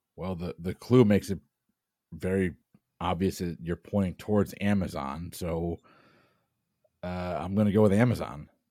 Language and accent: English; Tampa, Florida, United States; I'm from Tampa